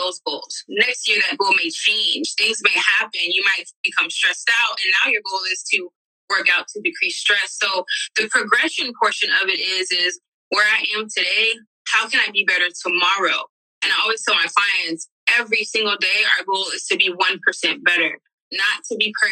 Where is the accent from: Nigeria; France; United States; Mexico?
United States; Miami, Florida; moved away; I'm from Miami, so I used to have clients back home